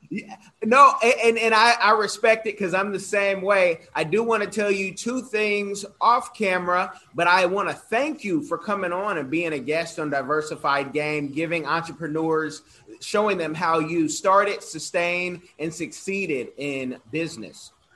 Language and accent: English; Oakland, California, United States; I'm from Oakland, California